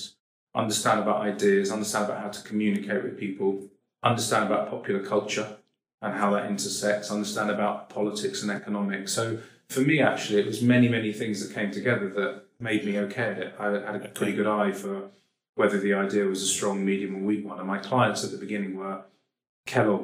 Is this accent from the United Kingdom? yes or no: yes; London, United Kingdom; I'm probably Jewish because I'm a boring guy from Northwest London